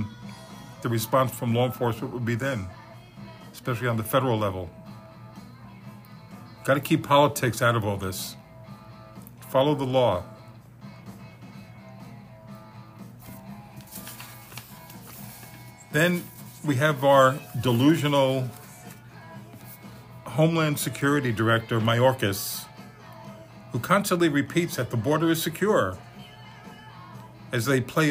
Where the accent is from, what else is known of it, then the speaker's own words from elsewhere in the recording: New York, United States; also born or lived in Deerfield Beach, Florida; now in Florida, United States; three guys I grew up with in New York